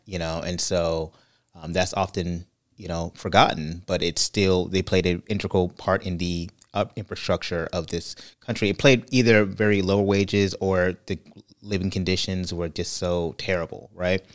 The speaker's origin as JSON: {"language": "English", "region": "California", "country": "United States", "tie": "born or raised there", "moved": "as an adult", "lives_now": "Orlando, United States", "said": "growing up in California, it was a great opp-, it was a great experience for me"}